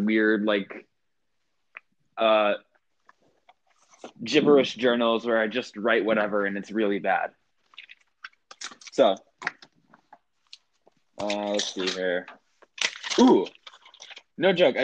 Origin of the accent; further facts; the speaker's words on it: Georgia, United States; I'm from Georgia, so I say stuff like neodymium